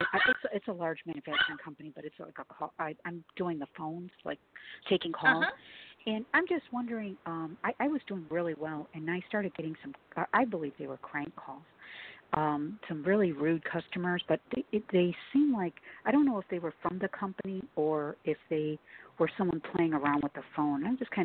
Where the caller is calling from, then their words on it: Chicago, Illinois, United States; I'm calling from Chicago.